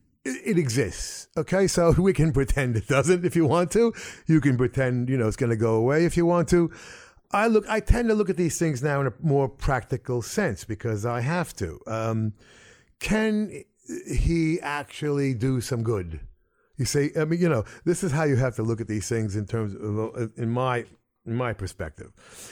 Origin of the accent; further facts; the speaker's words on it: United States; especially as an American.